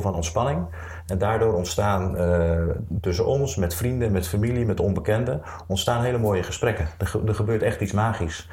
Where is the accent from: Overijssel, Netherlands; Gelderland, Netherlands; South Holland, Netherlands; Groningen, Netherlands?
Overijssel, Netherlands; Zwolle; moved away as an adult; also born or lived in Rotterdam; ik ben geboren in Zwolle. Daar heb ik de eerste 18 jaar van mijn leven gewoond.